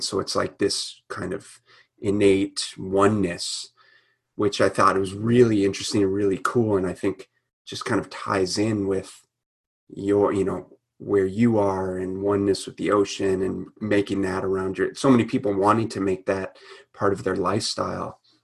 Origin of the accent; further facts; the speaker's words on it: Minnesota, United States; growing up in Minnesota.